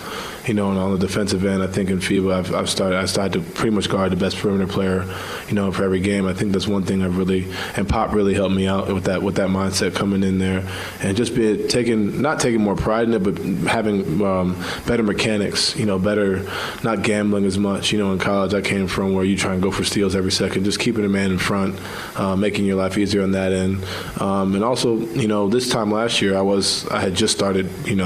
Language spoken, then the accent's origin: English; New York, United States; moved away